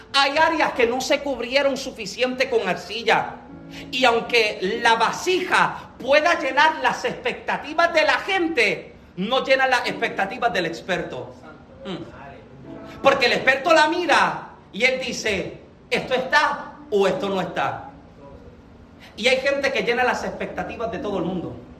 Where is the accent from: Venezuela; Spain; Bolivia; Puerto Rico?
Puerto Rico; moved away as an adult; yo soy boricua